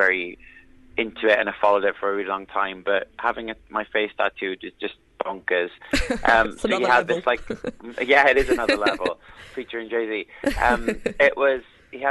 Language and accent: English; South Wales valleys, United Kingdom; growing up in the South Wales valleys